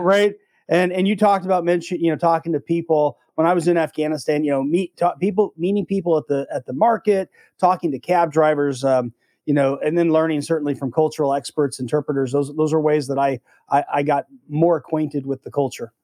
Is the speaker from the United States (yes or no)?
yes; United States; as an American